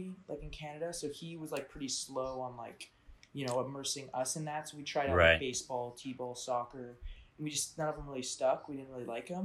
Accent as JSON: {"language": "English", "town": "Barrington", "region": "Illinois", "country": "United States", "tie": "born or raised there", "said": "I was born in Barrington, Illinois, suburbs of Chicago"}